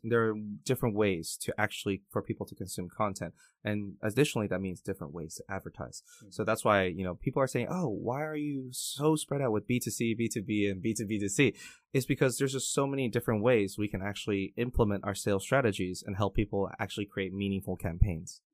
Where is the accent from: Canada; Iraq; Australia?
Canada; English is a second language; also born or lived in Taiwan; My very first day of elementary school in Canada, I can speak the, a lick of English